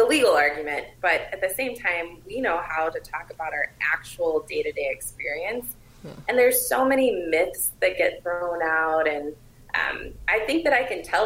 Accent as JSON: {"language": "English", "region": "Indiana", "country": "United States", "moved": "yes", "lives_now": "Minnesota, United States", "said": "I'm originally from Indiana, so I get to observe this as an outsider"}